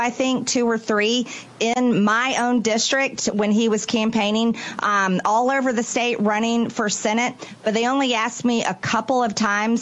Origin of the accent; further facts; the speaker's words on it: Georgia, United States; also born or lived in Baldwin County, Georgia / DeKalb County, Georgia / North Atlanta suburbs; I was born in Middle Georgia in Baldwin County. I went to school inside the perimeter of Atlanta in DeKalb County, and I lived in North Atlanta suburbs for well over 25 years.